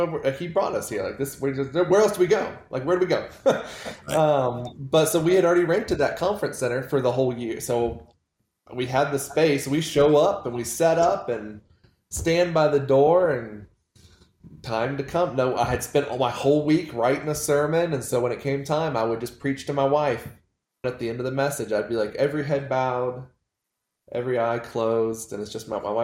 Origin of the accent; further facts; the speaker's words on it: Wilmington, North Carolina, United States; moved away as an adult; now in Provo, United States; I'm from Wilmington, North Carolina, and my wife and I moved out to Provo, Utah in 2011